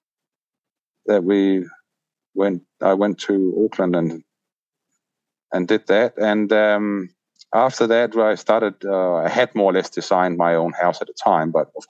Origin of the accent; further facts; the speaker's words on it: Denmark; moved away as an adult; also born or lived in England; now in Taupō, New Zealand; Originally, we are from Denmark